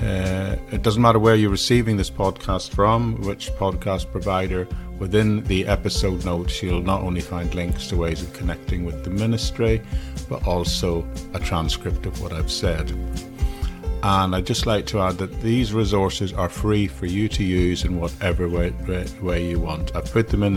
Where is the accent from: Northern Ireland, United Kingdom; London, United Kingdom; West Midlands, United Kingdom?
Northern Ireland, United Kingdom; an area near where I grew up in Northern Ireland